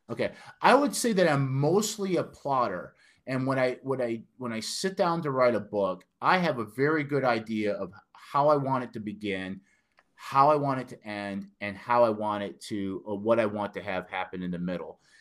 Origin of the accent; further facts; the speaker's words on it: Detroit, Michigan, United States; accent: northern; moved away as an adult; now in Nashville, United States; I have a very northern accent, according to my friends down here, I'm from Detroit, Michigan.